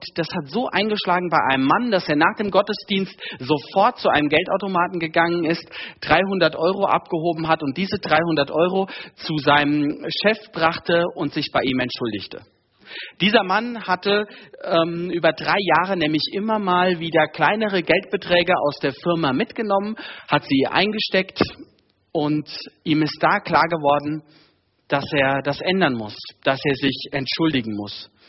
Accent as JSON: {"language": "German", "region": "Hesse", "country": "Germany", "moved": "yes", "lives_now": "Munich, Germany", "said": "Wir kommen eigentlich beide aus Hessen."}